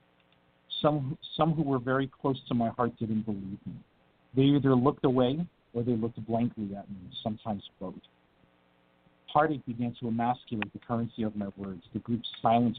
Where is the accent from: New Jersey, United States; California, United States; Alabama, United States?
New Jersey, United States; I'm from Jersey too